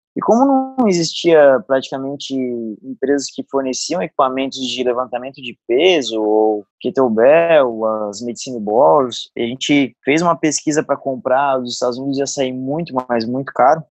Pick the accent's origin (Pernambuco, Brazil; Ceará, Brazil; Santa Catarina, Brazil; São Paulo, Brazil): Santa Catarina, Brazil; Araranguá; moved away; also born or lived in Florianópolis; Nasci em Arananguá, subestado aqui de Santa Catarina